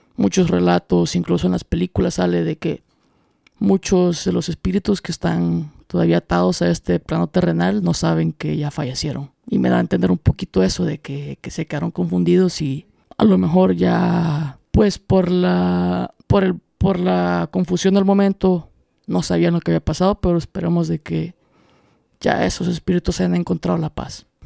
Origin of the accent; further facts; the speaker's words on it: El Salvador; los tres somos salvadoreños